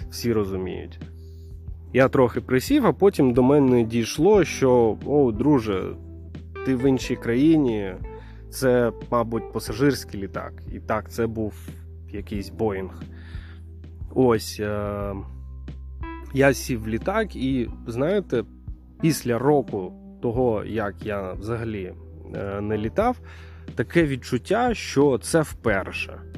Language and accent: Ukrainian; Ukraine; потім чує мій акцент, питає, звідки я. Я кажу, що з України.